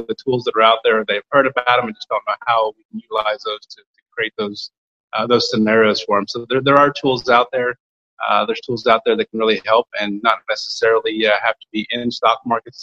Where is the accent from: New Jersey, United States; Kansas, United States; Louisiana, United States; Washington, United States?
Kansas, United States; I grew up in Kansas, a little tiny small town just south of Barnard, Kansas.